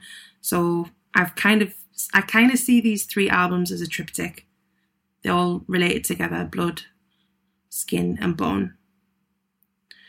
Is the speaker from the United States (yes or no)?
no; Newcastle upon Tyne, North East England, United Kingdom; I'm based up in Newcastle, which is where I was born and brought up.